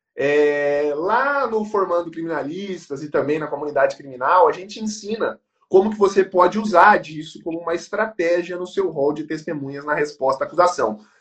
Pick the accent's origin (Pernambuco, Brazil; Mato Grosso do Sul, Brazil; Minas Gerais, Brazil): Mato Grosso do Sul, Brazil; Campo Grande; somos de Campo Gr-, somos de Campo Grande, Mato Grosso do Sul